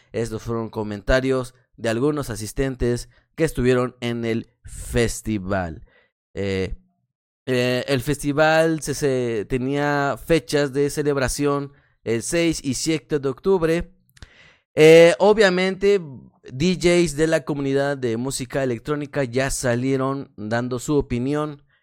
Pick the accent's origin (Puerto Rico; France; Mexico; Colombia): Mexico; como soy mexicano